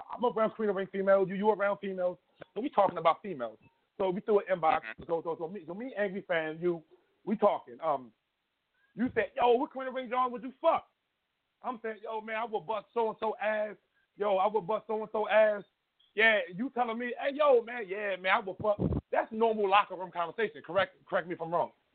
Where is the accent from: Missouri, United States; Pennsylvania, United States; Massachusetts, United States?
Pennsylvania, United States; Philadelphia; I'm from North Philly